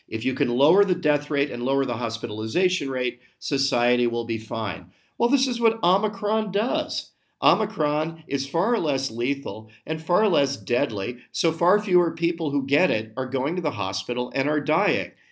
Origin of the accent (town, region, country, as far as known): United States